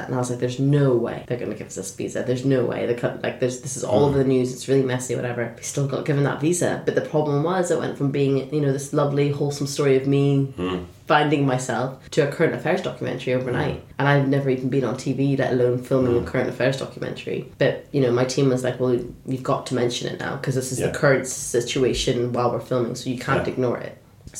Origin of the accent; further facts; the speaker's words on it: Sudan; also born or lived in Saudi Arabia; I was like, well, you know, I was born in Saudi Arabia, but I'm from Sudan.